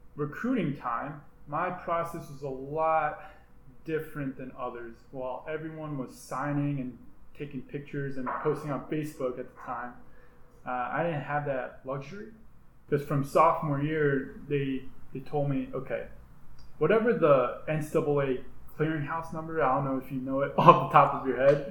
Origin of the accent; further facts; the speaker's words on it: New Jersey, United States; moved away as an adult; growing up in New Jersey swimming